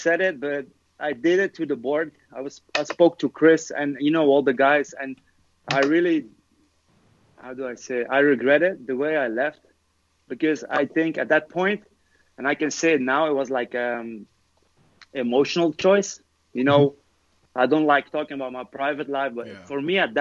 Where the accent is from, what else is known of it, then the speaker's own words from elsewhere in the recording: Lokeren, Flanders, Belgium; moved away as an adult; also born or lived in Los Angeles, United States; I went to my hometown, Lokeren, and I came to the first team